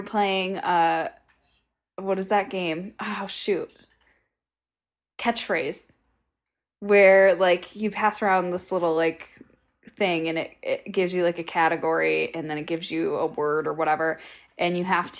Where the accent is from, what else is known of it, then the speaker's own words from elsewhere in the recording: Michigan, United States; Michigan too, since that's my home state